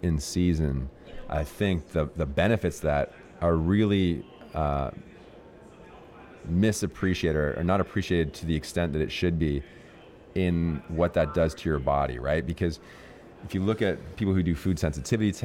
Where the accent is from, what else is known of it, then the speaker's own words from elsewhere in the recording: Niagara Falls, Ontario, Canada; I grew up in Niagara Falls, Canada.